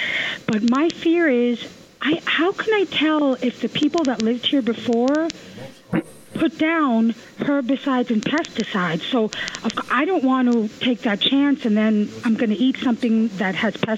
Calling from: Ridgewood, New Jersey, United States; I'm calling from Ridgewood, New Jersey. So we bought this house 2 years ago. It's not a big house in Ridgewood.

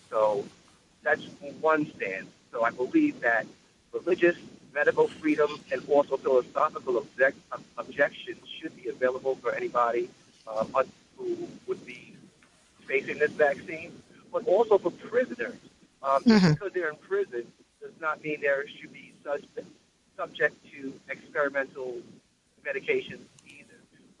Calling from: Long Island, New York, United States; I'm calling from Long Island

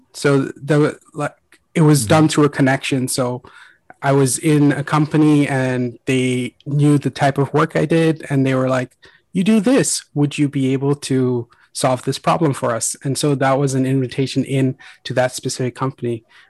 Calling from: Dublin, Leinster, Ireland; I am calling in from Dublin.

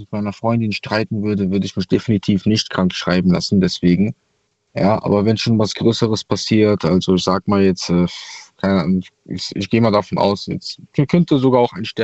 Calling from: Troisdorf, North Rhine-Westphalia, Germany; Ja, ich aus Troisdorf.

